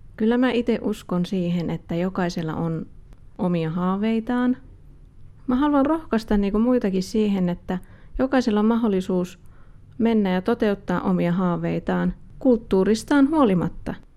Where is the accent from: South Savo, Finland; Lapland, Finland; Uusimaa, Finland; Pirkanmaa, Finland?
Uusimaa, Finland; Helsinki; now in Kajaani, Finland; mä oon alun perin Helsingistä kotoisin ja mä muutin sitten myöhemmin Kajaaniin